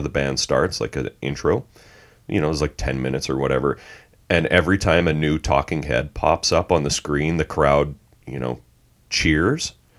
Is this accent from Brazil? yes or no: no; Canada; I grew up a metalhead in Canada in the eighties